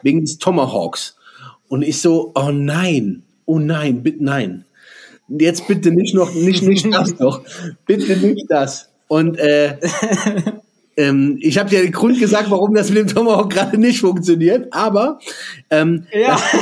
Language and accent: German; Germany; hier bei uns in Deutschland